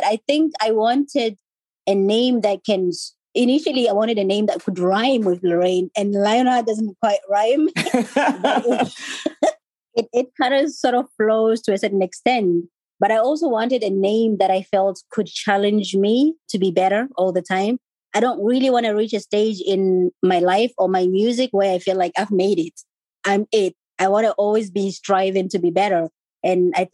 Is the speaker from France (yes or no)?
no; Botswana; moved away as an adult; also born or lived in Zimbabwe; now in United Kingdom; growing up in Botswana, for me, it was just quite a privilege.